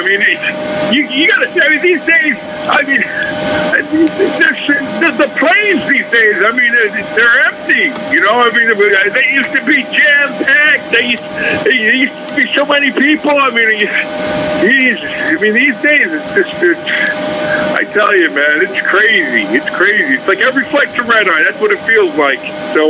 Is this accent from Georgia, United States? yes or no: yes; Atlanta, Georgia, United States; I'm from Atlanta.